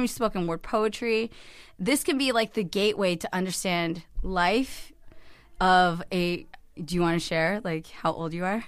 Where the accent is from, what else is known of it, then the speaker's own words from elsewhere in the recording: Cupertino, California, United States; I grew up in the heart of Silicon Valley in Cupertino